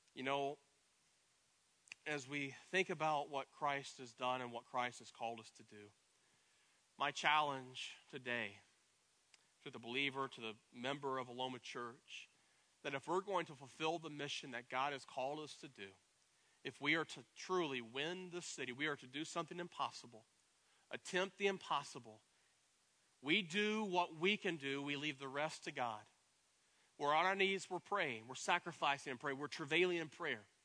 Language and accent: English; East Tennessee, United States; in Tennessee, growing up in East Tennessee, I, I grew up riding horses